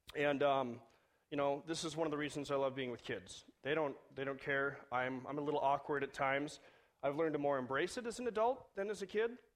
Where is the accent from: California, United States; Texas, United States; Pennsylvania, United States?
California, United States; Southern; moved away; I grew up in Southern California